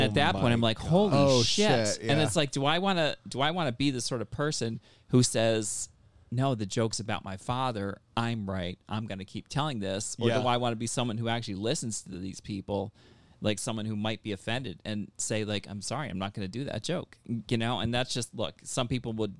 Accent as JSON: {"language": "English", "town": "Westport", "region": "New York", "country": "United States", "tie": "born or raised there", "also_born_or_lived": "Albany, New York", "said": "Like an hour from Canada, like town called Westport, New York. And that's where I grew up, and that's where I went to high school"}